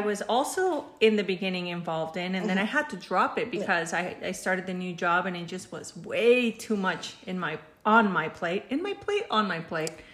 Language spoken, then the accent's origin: English; Mexico; now in United States; I'm Mexican, but I've been living in the United States since 1989.